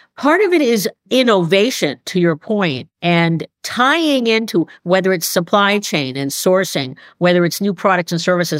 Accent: New York, United States; moved away as an adult; also born or lived in Boston; I'm a New Yorker by breeding

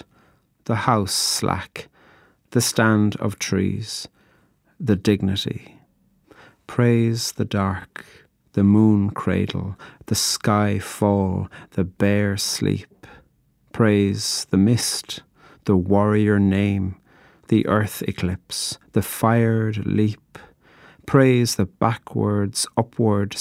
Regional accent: Ireland; I'm a poet from Ireland

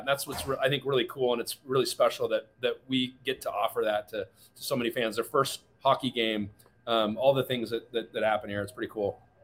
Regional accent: Seattle, Washington, United States; I grew up in Seattle.

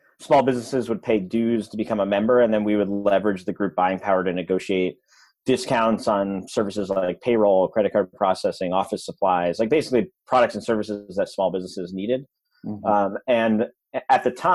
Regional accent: a suburb outside of Albany, New York, United States; I grew up in upstate New York in a suburb outside of Albany, New York

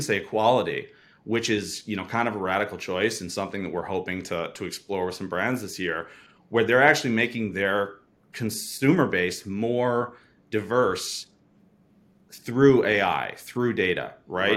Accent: Wisconsin, United States; I'm from Wisconsin, and so is my co-founder, and we've been working together since high school

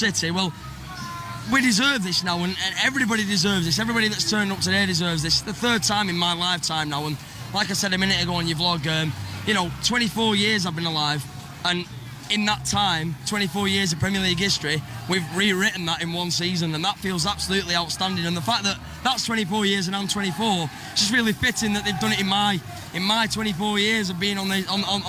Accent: Oldham, North West England, United Kingdom; I'm from Oldham, like you.

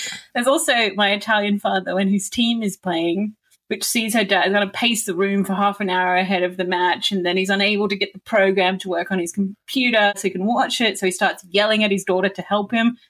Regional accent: Newcastle, New South Wales, Australia; moved away; I grew up in Newcastle

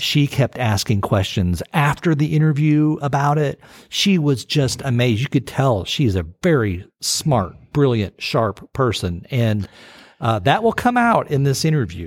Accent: United States; growing up in the United States

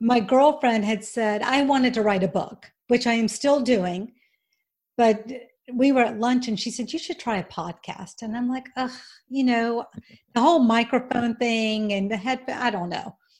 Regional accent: Georgia, United States; accent: twang; moved away as an adult; also born or lived in Auburn, Alabama; now in Florida, United States; I was born in Auburn, Alabama, as you can probably tell by my twang. Um, I was raised in Georgia

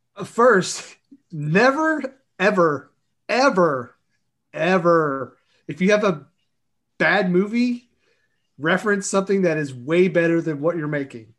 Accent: Kentucky, United States; I'm from Kentucky, and, you know, We're not all coal miners

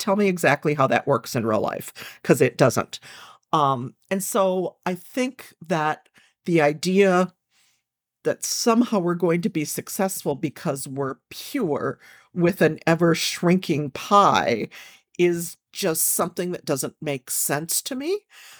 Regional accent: Minneapolis, Minnesota, United States; I grew up in Minneapolis.

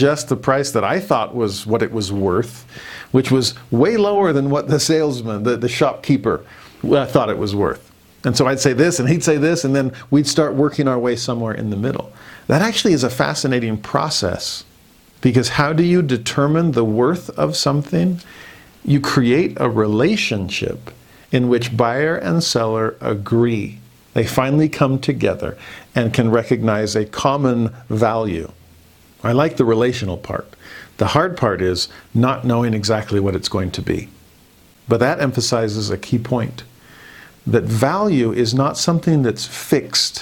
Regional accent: United States; I'm a Westerner. I'm an American, a capitalist

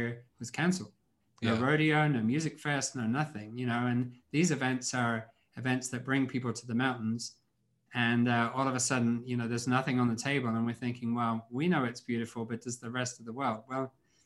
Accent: England, United Kingdom; moved away; I grew up in England

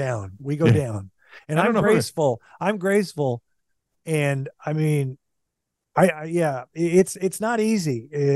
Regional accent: Kansas City, Kansas, United States; I was born in Kansas City, Missouri, but I didn't know that. Because we lived in Kansas City, Kansas, but I was born in Kansas City, Missouri.

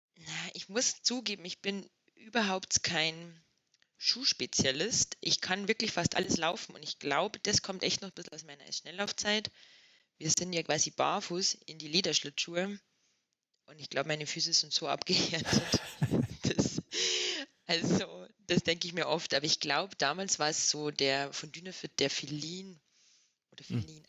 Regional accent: Inzell, Bavaria, Germany; now in Axams, Austria; ich komme aus Inzell, ähm, in der Nähe von Traunstein.

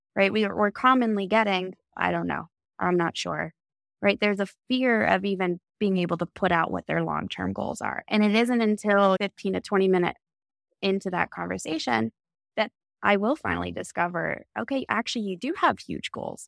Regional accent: Texas, United States; being the four out of five kids growing up in Texas

